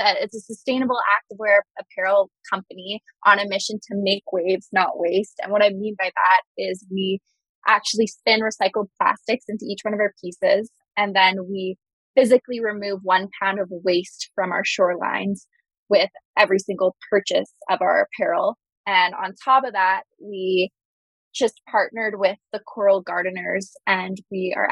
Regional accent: Vancouver Island, British Columbia, Canada; also born or lived in Boston, United States; now in United States; So I'm actually originally from Vancouver Island. And I'm now based in the U.S

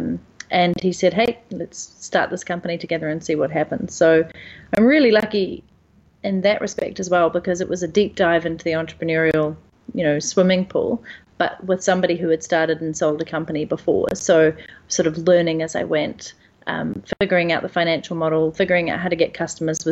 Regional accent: New Zealand; moved away as an adult; I'm initially from New Zealand

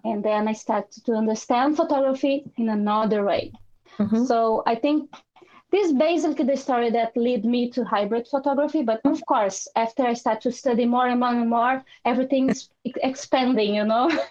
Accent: Brazil; also born or lived in Ireland / London / Italy; now in Portugal; I'm from Brazil

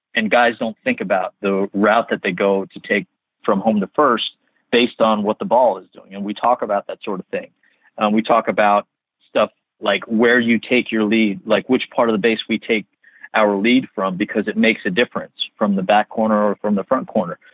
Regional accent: New Jersey, United States; I grew up in New Jersey

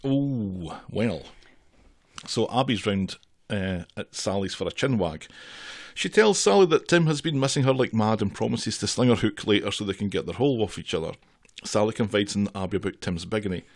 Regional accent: Scotland, United Kingdom; I'm Scottish and forty-six.

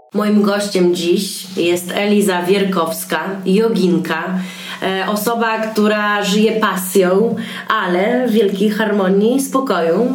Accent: Białystok, Podlaskie Voivodeship, Poland; now in Warsaw, Poland; ja jestem z Białego Stoku i bardzo lubię jeździć do siebie na Podlasie

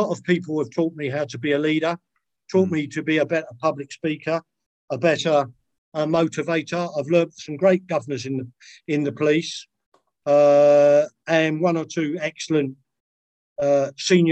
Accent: London, United Kingdom; I was from Lewisham

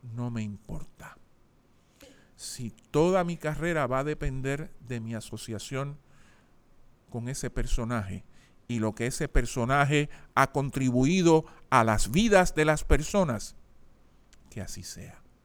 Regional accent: San Juan, Puerto Rico; Nací en el Hospital del Maestro el 12 de noviembre de 1960.

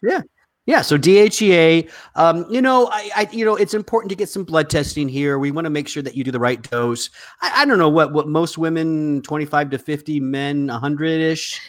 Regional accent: the South, United States; you and I come from the South

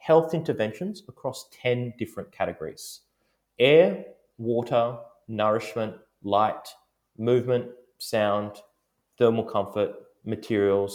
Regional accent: Melbourne, Victoria, Australia; my hometown in Melbourne

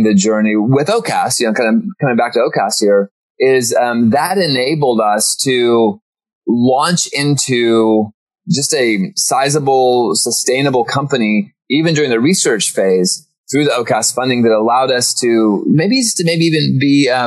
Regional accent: Norman, Oklahoma, United States; I was born in Oklahoma. Grew up in Norman

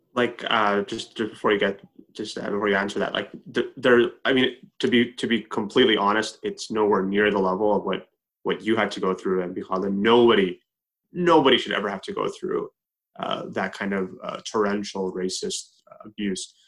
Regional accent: Edmonton, Alberta, Canada; I was born and raised in Edmonton, Alberta.

